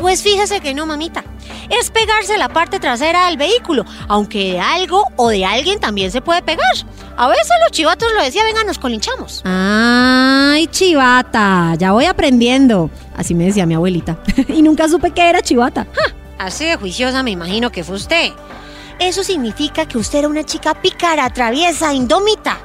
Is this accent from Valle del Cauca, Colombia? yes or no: no; Bogotá, Colombia; los cachacos